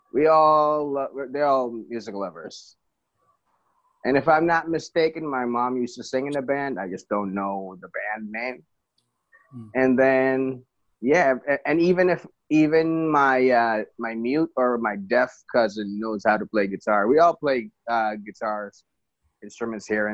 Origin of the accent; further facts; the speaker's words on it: Philippines; moved away as an adult; now in United States; I was born in the Philippines and moved here on 2012 and been living here since